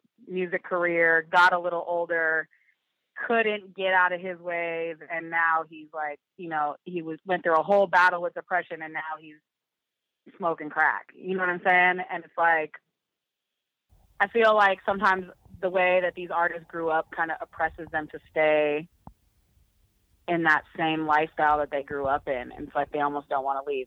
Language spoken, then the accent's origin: English; Bay Area, California, United States; growing up in the Bay Area